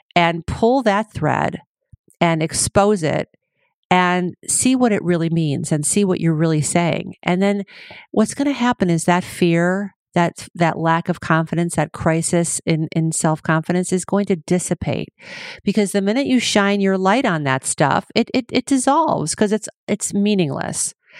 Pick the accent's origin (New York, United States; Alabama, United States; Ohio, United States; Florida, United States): Ohio, United States; Cleveland; also born or lived in Chicago, Illinois; now in California, United States; I was born in Cleveland, lived in Chicago most of my life, And now here I am in California